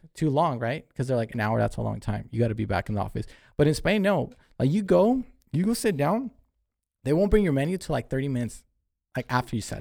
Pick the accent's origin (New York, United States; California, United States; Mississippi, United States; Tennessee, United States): California, United States; we're from California.